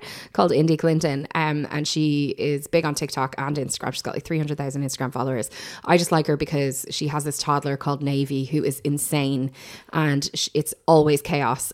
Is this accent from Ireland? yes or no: yes; Ireland; as Irish people